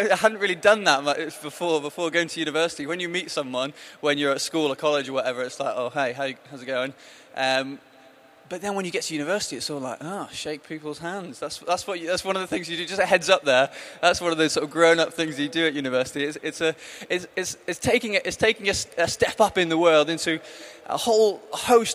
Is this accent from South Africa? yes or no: no; the Northwest, North West England, United Kingdom; moved away as an adult; now in Brighton, United Kingdom; I grew up in the Northwest, as you might be able to tell from my accent